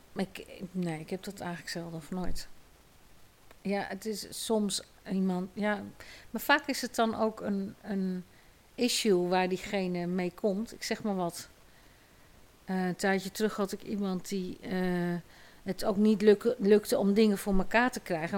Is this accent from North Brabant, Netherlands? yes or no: no; Nijkerk, Gelderland, Netherlands; Ik ben opgegroeid in Nijkerk